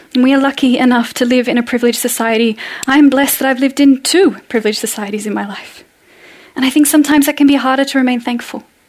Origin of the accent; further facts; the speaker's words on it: Australia; moved away as an adult; now in Norway; as an Australian